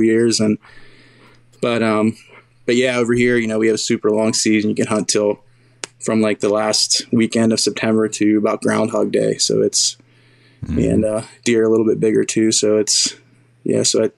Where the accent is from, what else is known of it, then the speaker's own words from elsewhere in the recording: Western Pennsylvania, United States; also born or lived in Southeast Ohio; now in Ohio, United States; I was born and raised in Western PA